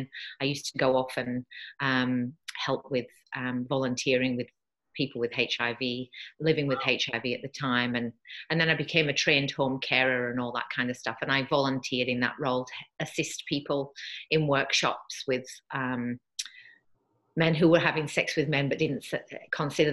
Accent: Yorkshire and the Humber, United Kingdom; moved away as an adult; now in Australia; I'm from the UK originally. I was brought up in Yorkshire in Northern England

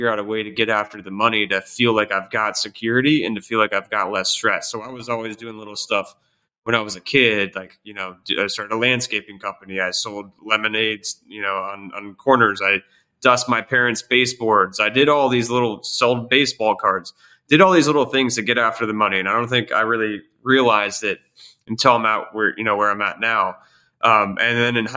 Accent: Columbus, Ohio, United States; moved away; also born or lived in Pittsburgh, Pennsylvania; I was born in Pittsburgh, Pennsylvania, moved to Columbus, Ohio

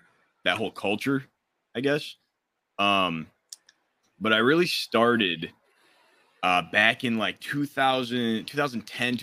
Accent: Detroit, Michigan, United States; I'm from Detroit, Michigan

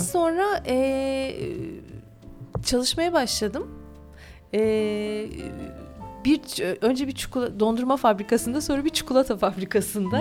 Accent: Mersin, Turkey; Çukurovalıyım aslında Mersinliyim ama anne tarafım İzmirli.

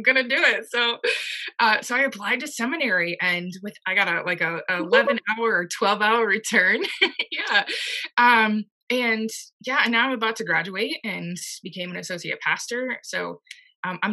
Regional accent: Indiana, United States; now in Rhode Island, United States; I actually grew up in the Methodist Church, and I'm from Indiana

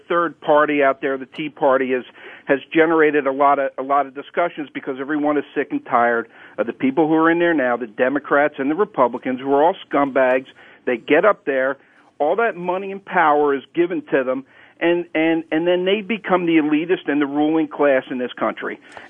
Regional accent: Philadelphia, Pennsylvania, United States; I grew up in Philly.

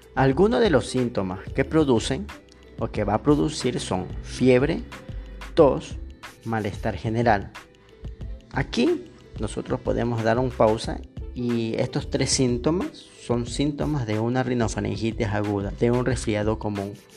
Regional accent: Ecuador; also born or lived in Machala, Ecuador; yo soy de Ecuador, este, yo vivo en Machala

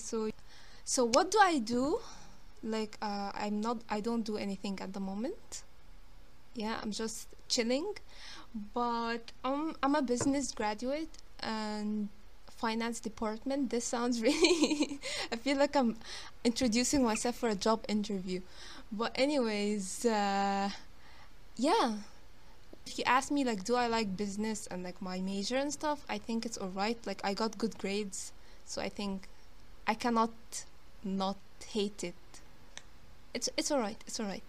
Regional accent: Alexandria, Alexandria Governorate, Egypt; And I'm from Egypt. I live in it's the second biggest city in Egypt called Alexandria.

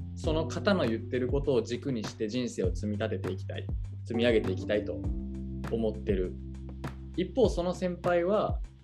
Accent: Japan; やっぱり日本で生まれ育って日本の価値観持ってるな

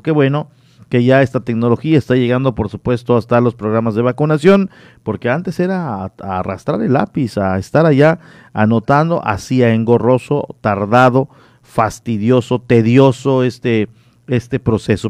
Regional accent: Solferino, Quintana Roo, Mexico; moved away as an adult; now in Cozumel, Mexico; soy de Lázaro Cárdenas, allá en la bella comunidad de Solferino, Quintana Roo

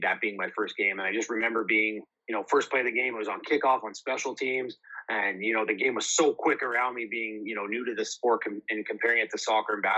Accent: the Maples, Manitoba, Canada; I grew up in the Maples, spent majority of my life in the Maples.

